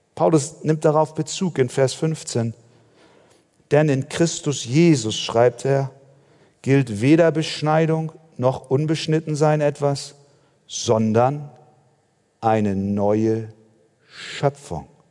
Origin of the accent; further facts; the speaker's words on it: Germany; bei uns in Deutschland